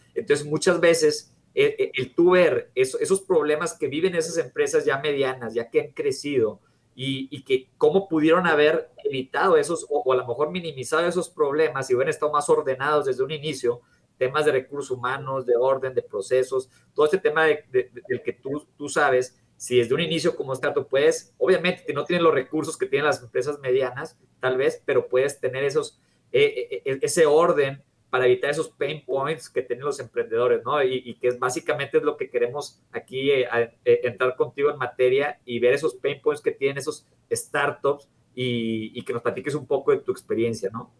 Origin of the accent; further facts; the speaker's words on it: Mexico; México estamos un poco retrasados